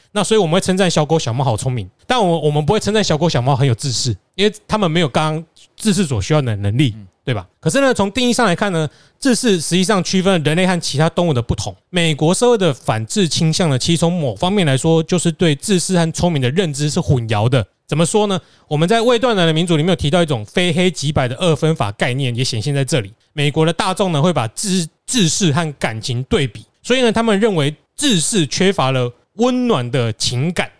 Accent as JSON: {"language": "Chinese", "country": "Taiwan", "said": "包括我们台湾人也可以啦"}